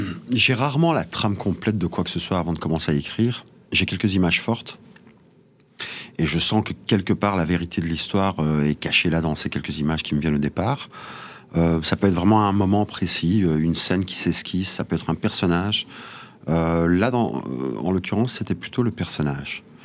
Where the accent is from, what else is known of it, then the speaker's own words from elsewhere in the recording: Molenbeek-Saint-Jean, Brussels-Capital Region, Belgium; je viens de la planète Molombek